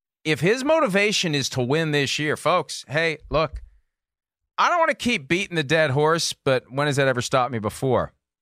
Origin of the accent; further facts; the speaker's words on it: California, United States; And as you may know, I grew up in Northern California, and I was a huge 49ers fan, and I still am.